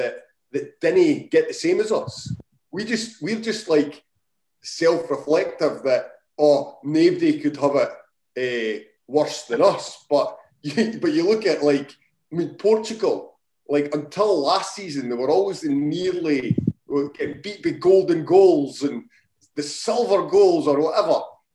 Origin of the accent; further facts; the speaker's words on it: Scotland, United Kingdom; You just didn't, it's shite being Scottish.